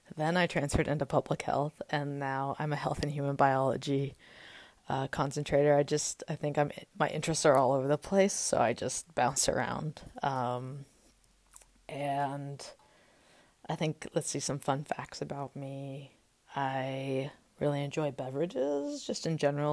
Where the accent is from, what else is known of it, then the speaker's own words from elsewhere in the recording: Austin, Texas, United States; also born or lived in Las Vegas, Nevada; I was born in Las Vegas, Nevada in nineteen ninety-eight. Uh, my dad was stationed in the Air Force there, and he was in Korea a little bit, and when he retired when I was six, we moved with my two-year-old brother to Austin and sort of set up life there.